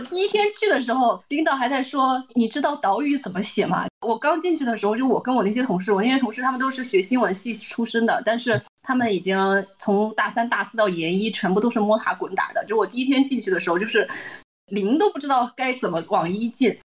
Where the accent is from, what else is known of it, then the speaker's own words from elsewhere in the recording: northern China, China; 作为一个北方人回到北京